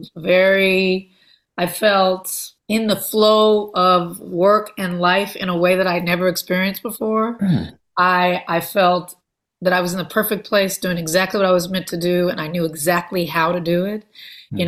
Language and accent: English; Compton, California, United States; I am from Los Angeles, I'm from Compton